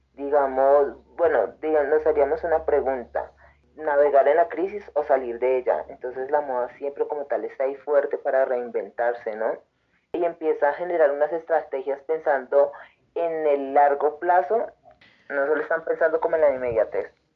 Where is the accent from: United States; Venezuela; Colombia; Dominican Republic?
Colombia; Antioquia; now in Tunja, Colombia; Soy de de Antioquia, pero eh, ya hace muchos años vivo acá en Tunja